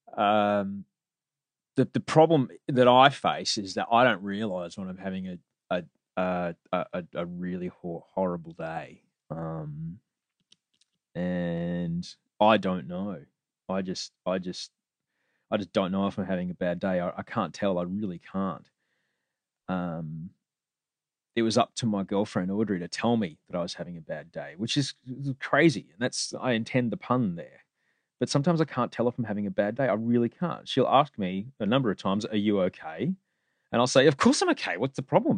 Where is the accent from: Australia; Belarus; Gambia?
Australia; Queensland; I grew up in Queensland